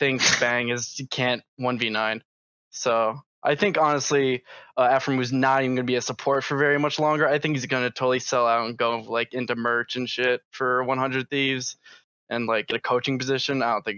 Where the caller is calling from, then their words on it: Long Island, New York, United States; From Long Island, New York.